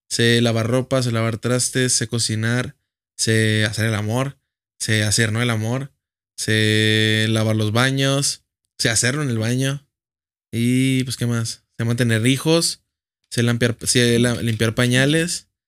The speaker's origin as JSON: {"language": "Spanish", "town": "Gómez Palacio", "region": "Durango", "country": "Mexico", "said": "Yo soy de Gómez."}